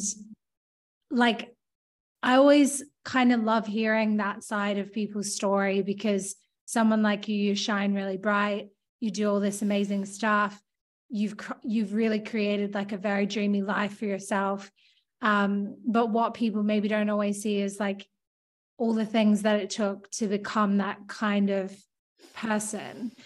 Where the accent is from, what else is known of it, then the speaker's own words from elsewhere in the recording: Australia; moved away as an adult; also born or lived in London; I was like from Australia